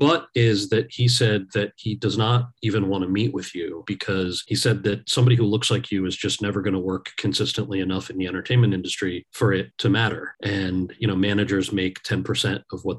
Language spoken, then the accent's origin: English; New Jersey, United States; I was born and raised in New Jersey, so my English is pretty good.